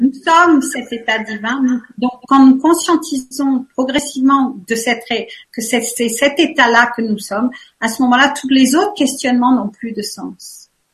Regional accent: France; now in Switzerland; je suis vraiment une Française

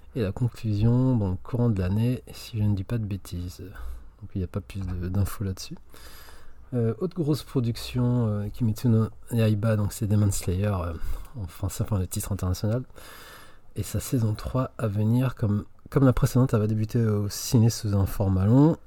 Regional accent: France; chez nous en France

